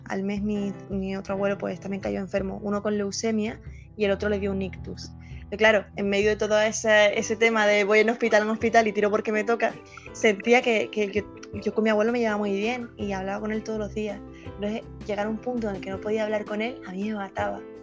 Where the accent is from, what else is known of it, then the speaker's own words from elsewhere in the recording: Canary Islands, Spain; Soy de Canarias, un sitio que está situado es muy cerca de África, pero que pertenece a España.